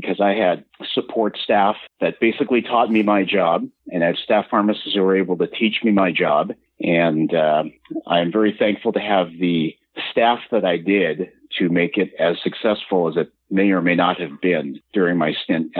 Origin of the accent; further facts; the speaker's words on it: Oakland, California, United States; also born or lived in Seattle, Washington; Born and raised in Oakland, California, 12 years of Catholic education